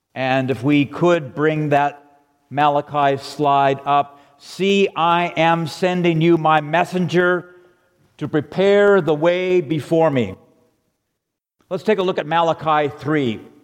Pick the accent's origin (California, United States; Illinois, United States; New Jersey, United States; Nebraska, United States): California, United States; La Cañada Flintridge; I grew up in La Cañada in the 50s and 60s.